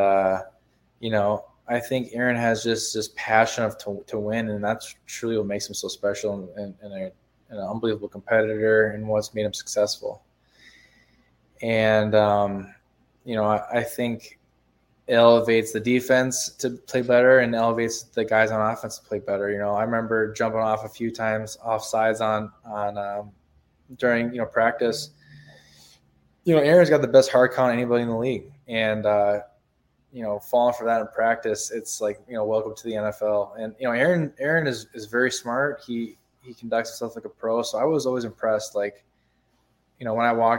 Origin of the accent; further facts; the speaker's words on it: Wisconsin, United States; I'm from Wisconsin, played the University of Wisconsin